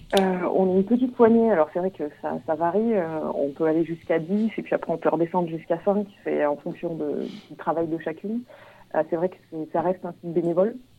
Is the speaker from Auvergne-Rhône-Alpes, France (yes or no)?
yes; Auvergne-Rhône-Alpes, France; moved away; moi, à la base, je viens de, viens d'Auvergne